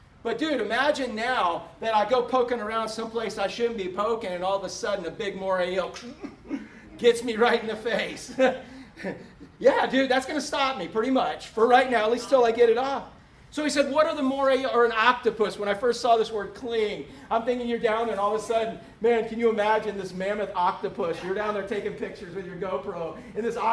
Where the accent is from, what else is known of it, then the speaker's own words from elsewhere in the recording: Orlando, Florida, United States; also born or lived in Webster, Florida; I was from Orlando